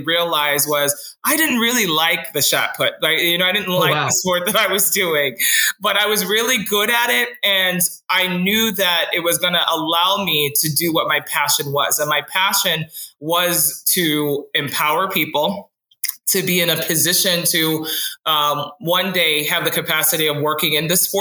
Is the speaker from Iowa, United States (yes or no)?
no; Elmont, New York, United States; moved away as an adult; also born or lived in Jamaica / Florida / Boston, Massachusetts / Arizona; my mom migrated to New York. So that's actually where I grew up. But I was born in Florida